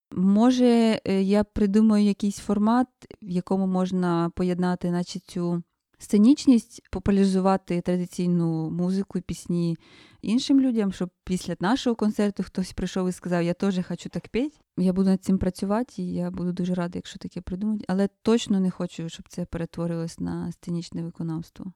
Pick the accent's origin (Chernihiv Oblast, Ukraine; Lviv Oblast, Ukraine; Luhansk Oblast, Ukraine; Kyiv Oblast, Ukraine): Chernihiv Oblast, Ukraine; я з Чернігівської, е, з Чернігівської області